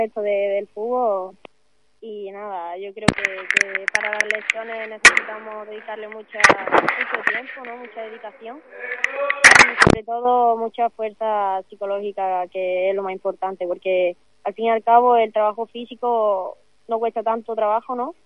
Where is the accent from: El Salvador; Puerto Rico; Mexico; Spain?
Spain; Málaga, Andalusia; soy de aquí de Málaga, de un pueblecito pequeño, de de, de aquí de la costa marina